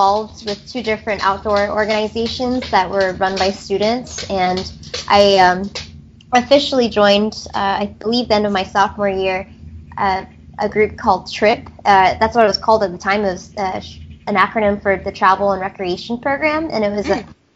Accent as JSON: {"language": "English", "town": "Gainesville", "region": "Florida", "country": "United States", "tie": "born or raised there", "said": "I'm originally from Gainesville, Florida. I was born here."}